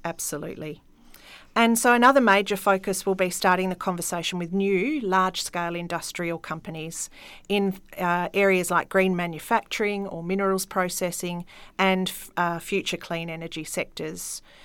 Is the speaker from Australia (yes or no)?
yes; Yarloop, Western Australia, Australia; now in Collie, Australia; I wasn't born here, I was born in Yarlook